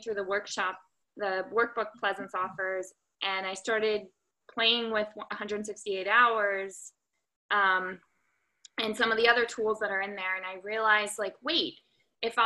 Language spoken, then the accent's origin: English; United States; now in Santa Monica, United States; I currently live in Santa Monica, California, although I'm from Washington, D.C., or Maryland originally.